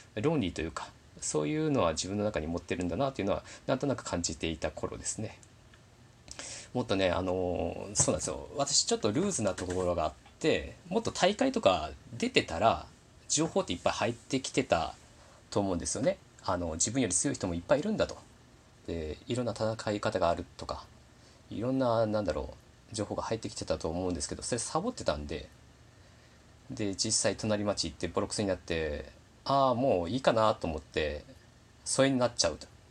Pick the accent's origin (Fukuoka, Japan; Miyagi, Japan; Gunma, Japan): Fukuoka, Japan; Kyushu; moved away as an adult; also born or lived in Kanto; now in Kansai, Japan; 私自身あの九州で生まれ育って福岡人なんですね